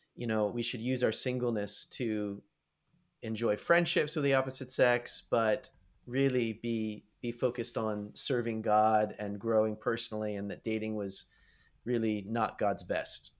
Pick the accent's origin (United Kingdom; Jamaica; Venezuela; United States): United States; moved away as an adult; also born or lived in Canada; growing up in the United States